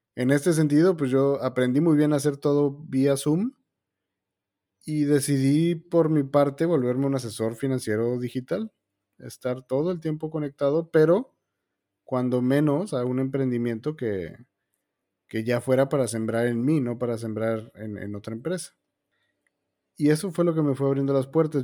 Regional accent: Mexico; also born or lived in Argentina; yo soy mexicano, ah, todo mi trabajo está en México, pero actualmente estoy en Argentina

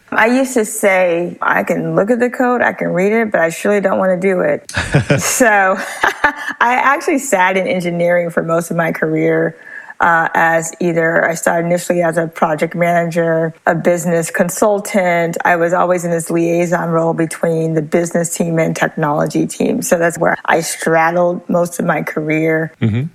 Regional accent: Los Angeles, California, United States; moved away as an adult; now in San Francisco Bay Area, United States; I was born in Los Angeles and I later moved to the San Francisco Bay Area to be a part of the tech.com movement

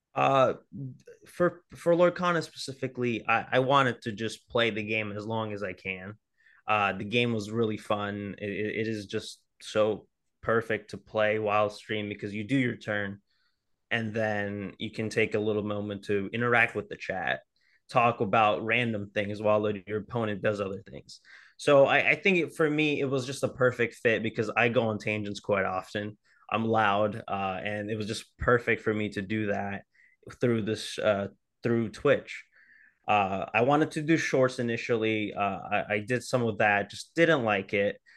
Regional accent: New Orleans, Louisiana, United States; moved away; originally, uh, I'm from New Orleans

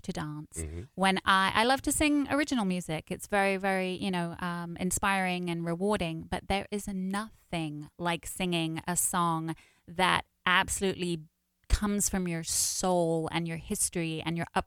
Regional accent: London, United Kingdom; moved away; I was born and raised in London, and I have two brothers in London

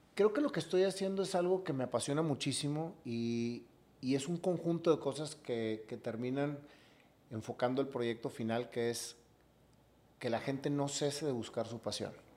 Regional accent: Monterrey, Nuevo León, Mexico; Yo como regio

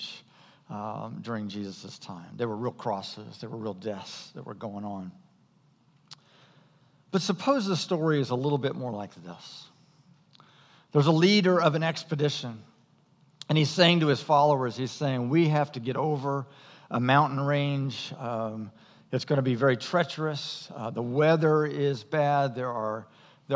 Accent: United States; American Christians

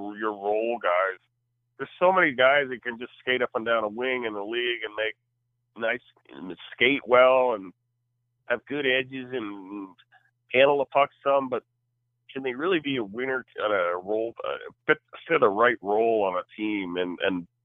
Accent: New Hampshire, United States; I grew up in New Hampshire, a big, massive Celtic fan

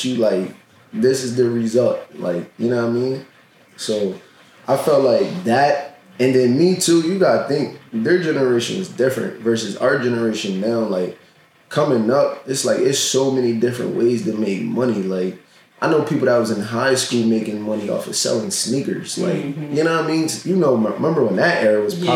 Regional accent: Harrisburg, Pennsylvania, United States; born and raised in Harrisburg, like many of us all from the surrounding areas

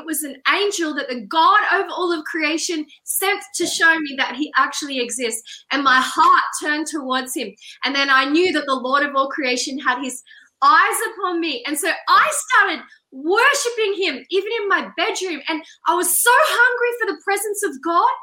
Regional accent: Australia; I'm Australian

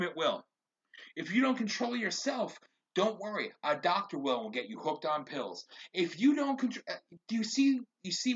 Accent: United States; as an American

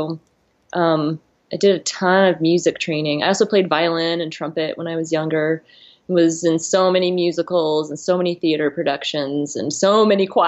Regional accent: Saskatchewan, Canada; also born or lived in Arizona / New Zealand; now in Idaho, United States; I'm from the Great Northern Plains. I'm from Saskatchewan.

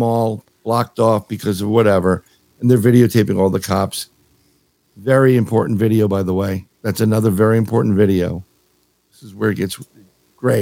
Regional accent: New York City, New York, United States; now in Florida, United States; I grew up in New York City

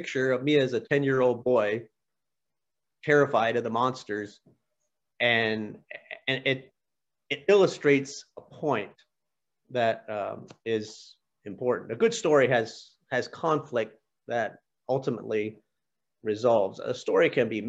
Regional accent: Pennsylvania, United States; moved away; When I was a little boy, I was born in Pennsylvania, and we lived on a small farm

